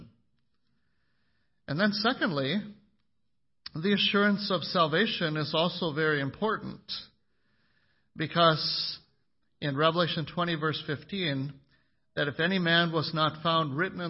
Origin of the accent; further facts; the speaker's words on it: McIntosh, Minnesota, United States; growing up in McIntosh, Minnesota